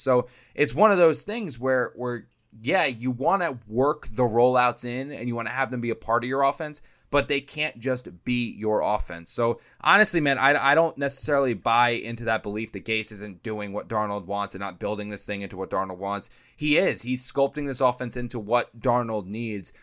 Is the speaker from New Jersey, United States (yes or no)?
yes; New Jersey, United States; moved away; I'm from South Jersey, so I went back home to South Jersey.